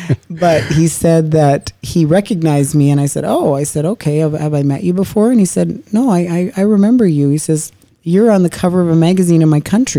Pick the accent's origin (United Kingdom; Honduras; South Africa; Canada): Canada; from Canada.